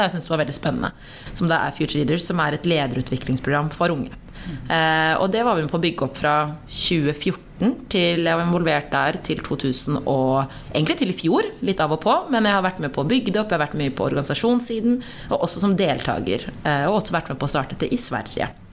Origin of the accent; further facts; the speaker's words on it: Norway; jeg har bakgrunn fra Eritrea, men født og oppvokst i Norge